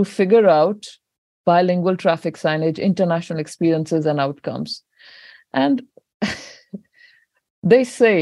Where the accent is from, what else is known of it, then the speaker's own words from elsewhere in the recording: Punjab, India; now in New Zealand; I come from India, Punjab, and Punjabi language there